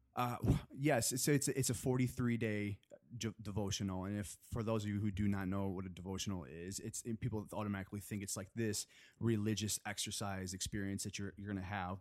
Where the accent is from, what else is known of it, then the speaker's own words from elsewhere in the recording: Chelsea, Michigan, United States; moved away as an adult; now in Los Angeles, United States; I'm from a small town, uh, in Michigan. Have you heard of Chelsea, Michigan?